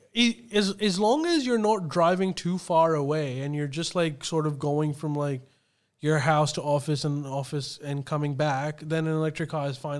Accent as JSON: {"language": "English", "country": "Pakistan", "tie": "born or raised there", "moved": "yes", "lives_now": "Australia", "said": "when I was growing up in Pakistan"}